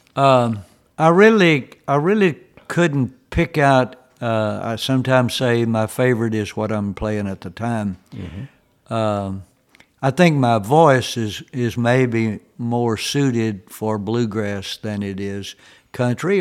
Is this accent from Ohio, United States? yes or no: no; Tennessee, United States; where I was born and raised there in Tennessee